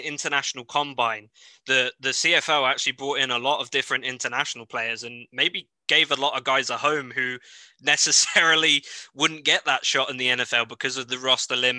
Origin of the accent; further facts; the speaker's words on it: United Kingdom; my home country, the UK